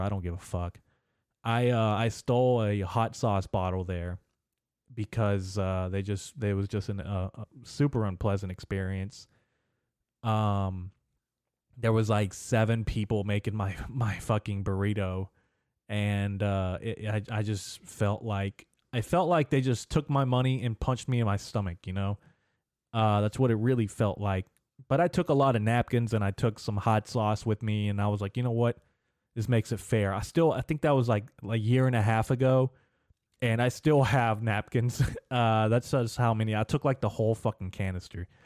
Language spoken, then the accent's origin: English; Arkansas, United States; in Little Rock in Arkansas, my home state